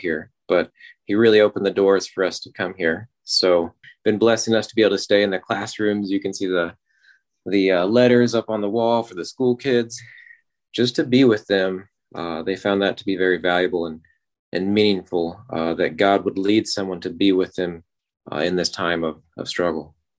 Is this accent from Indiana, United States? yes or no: no; Ardmore, Oklahoma, United States; I'm from Ardmore, Oklahoma